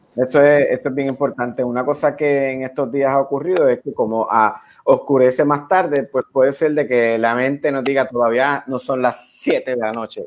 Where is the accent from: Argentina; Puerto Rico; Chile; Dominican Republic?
Puerto Rico; somos los puertorriqueños